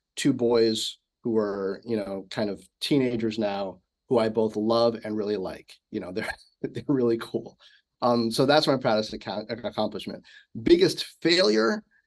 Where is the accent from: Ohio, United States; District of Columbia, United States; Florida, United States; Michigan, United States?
District of Columbia, United States; Washington; also born or lived in South Hempstead, Long Island, New York / Bedford-Stuyvesant, Brooklyn, New York; most mm-hmm. of my growing up was in Washington D.C.